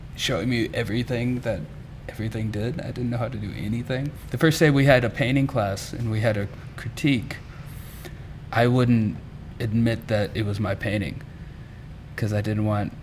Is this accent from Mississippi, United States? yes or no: yes; Mississippi, United States; moved away as an adult; also born or lived in Memphis, Tennessee; I'm from Mississippi